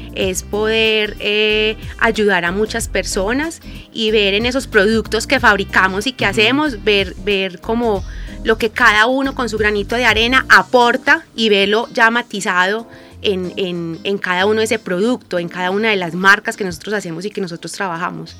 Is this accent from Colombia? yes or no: yes; Guarne, Antioquia, Colombia; also born or lived in Medellín; nosotros somos del municipio de Guarne